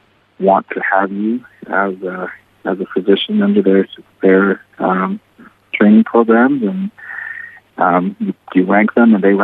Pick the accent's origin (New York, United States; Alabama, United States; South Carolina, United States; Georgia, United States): South Carolina, United States; I got accepted to the Medical University of South Carolina in my home state of South Carolina.